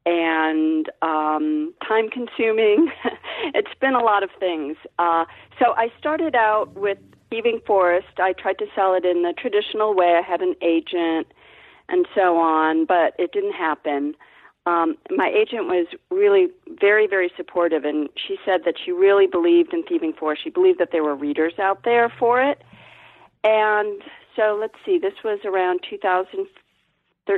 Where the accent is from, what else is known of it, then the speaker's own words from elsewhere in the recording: Ohio, United States; I'm from Ohio